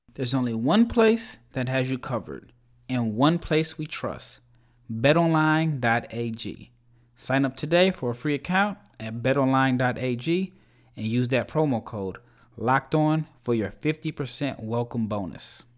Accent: Omaha, Nebraska, United States; moved away; I'm from Omaha

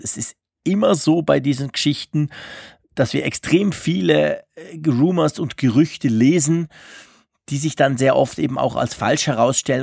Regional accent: Switzerland; mich als Schweizer

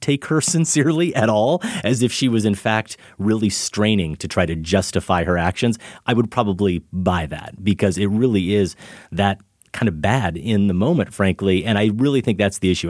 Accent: Grinnell, Iowa, United States; moved away; also born or lived in Chicago; when I grew up in Grinnell.

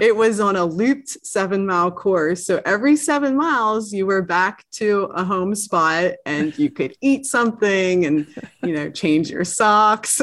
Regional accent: East Coast, United States; being an East Coaster and growing up on the East Coast

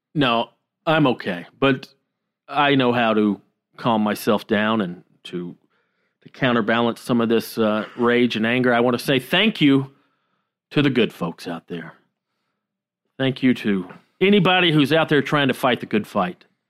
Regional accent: the South, United States; My whole fucking childhood, growing up in the South

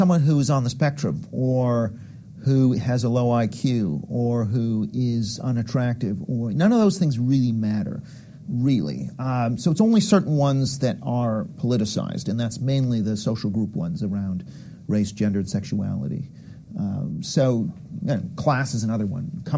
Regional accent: Canada; I'm from Canada

